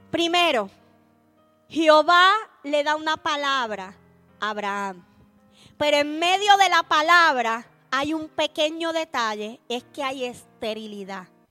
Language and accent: Spanish; Puerto Rico; accent: Puerto Rican; en buen puertorriqueño, un pueblo cabezón